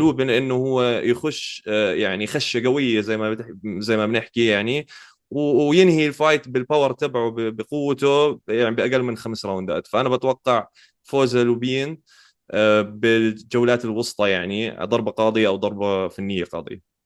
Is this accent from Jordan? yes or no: yes; Jordan; عندنا بالأردن